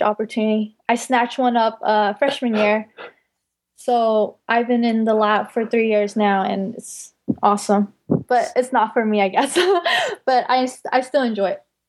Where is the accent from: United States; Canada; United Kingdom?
United States; Bay Area, California; I'm primarily from the Bay Area